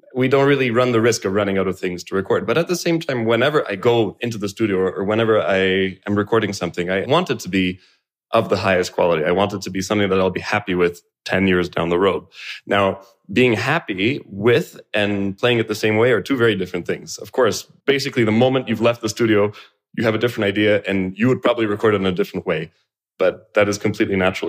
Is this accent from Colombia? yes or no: no; Canada; I was born in Canada